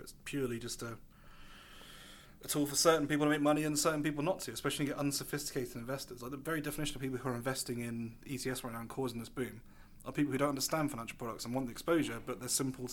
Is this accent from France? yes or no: no; England, United Kingdom; I'm English and I've been raised from birth to believe in its infallibility